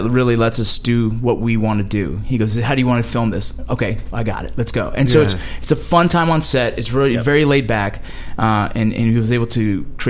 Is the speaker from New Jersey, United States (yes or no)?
no; San Fernando, California, United States; I grew up in San Fernando.